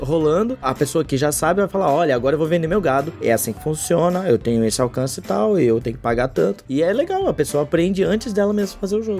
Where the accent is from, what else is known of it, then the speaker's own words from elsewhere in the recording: Jaraguá do Sul, Santa Catarina, Brazil; eu sou natural de Jaraguá do Sul, uma cidade do norte do estado